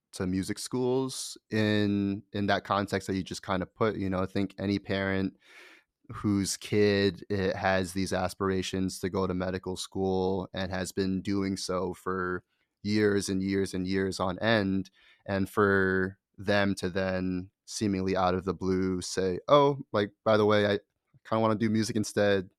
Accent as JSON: {"language": "English", "region": "Connecticut", "country": "United States", "tie": "born or raised there", "also_born_or_lived": "Boston / New York", "moved": "yes", "said": "my parents and where I grew up was in Connecticut"}